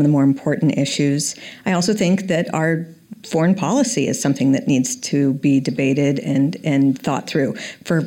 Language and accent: English; Colorado, United States; moved away as an adult; now in Washington, D.C., United States; I'm from Colorado. I came out to D.C. actually to start getting an advanced degree.